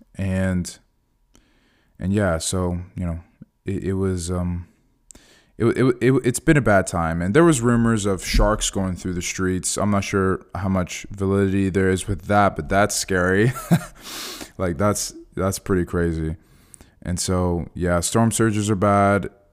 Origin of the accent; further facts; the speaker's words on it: Fort Myers, Florida, United States; this is my hometown. You know, I went to high school here.